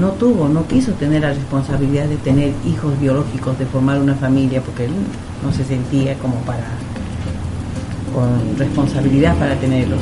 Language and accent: Spanish; Cusco, Peru; now in Argentina; Yo soy peruana